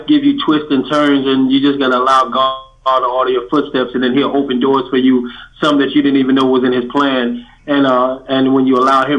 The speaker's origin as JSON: {"language": "English", "region": "New York", "country": "United States", "also_born_or_lived": "West Indies", "said": "I'm from New York, so I got the East Coast in me"}